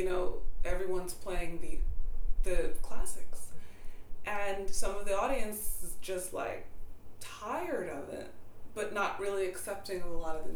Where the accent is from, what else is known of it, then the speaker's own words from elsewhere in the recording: Hempstead, New York, United States; I grew up on Long Island in Hempstead